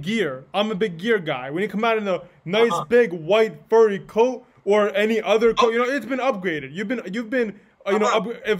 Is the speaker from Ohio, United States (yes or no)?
no; New York, United States; I'm from New York.